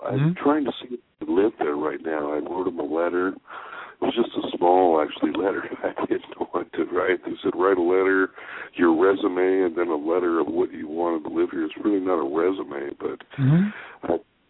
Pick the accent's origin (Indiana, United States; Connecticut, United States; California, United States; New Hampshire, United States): California, United States; Fullerton; I grew up in Fullerton